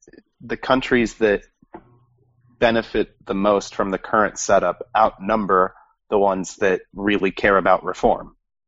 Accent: Indiana, United States; I grew up in Indiana, going to the Indy 500 every year

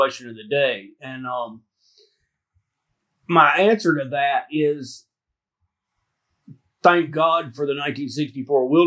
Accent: Alabama, United States; moved away as an adult; I grew up in Alabama

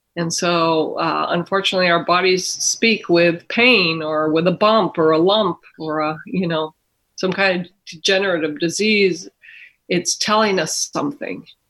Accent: Mexico; moved away; I was born and raised in Mexico myself

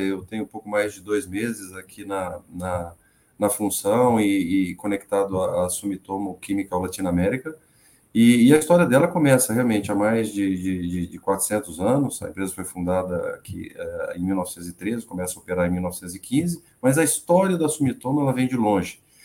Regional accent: Presidente Prudente, São Paulo, Brazil; moved away as an adult; also born or lived in Londrina; eu, eu sou natural de Presidente Prudente. Presidente Prudente é ali no sudoeste do estado de São Paulo

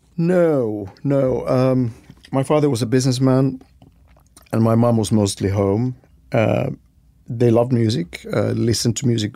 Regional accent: Helsinki, Uusimaa, Finland; I was born and raised in Helsinki, Finland

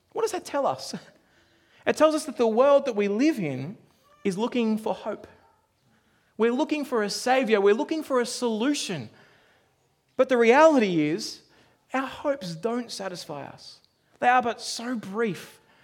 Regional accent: Australia; now in New Zealand; I grew up in Australia

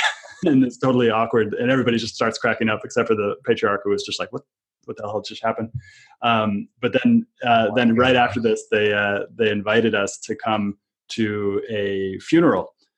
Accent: United States; growing up in America

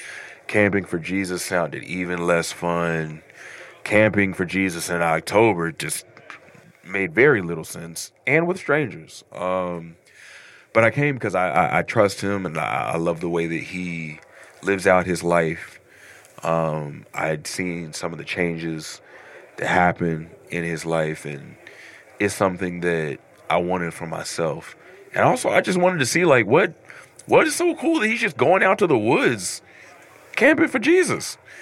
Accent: Louisville, Kentucky, United States; I'm from Louisville, Kentucky.

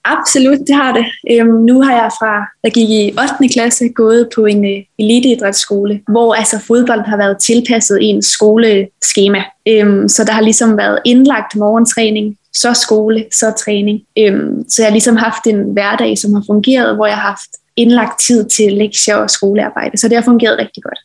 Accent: Kværndrup, Southern Denmark, Denmark; also born or lived in Odense; jeg startede jo som lille i Kværndrup Boldklub, og det var jo sammen med alle mine veninder øhm, hjemme fra Kværndrup af

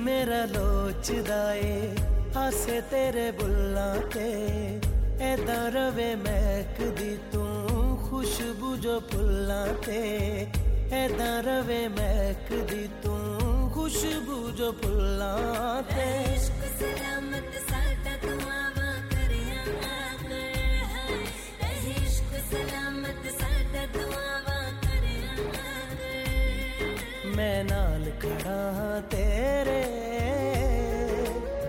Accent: London, United Kingdom; where we grew up in London, we have like terraced houses

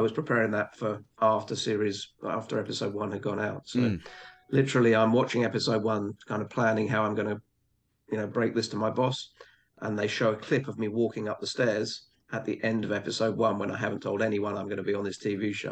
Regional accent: England, United Kingdom; I grew up in a in a pretty small English um, village

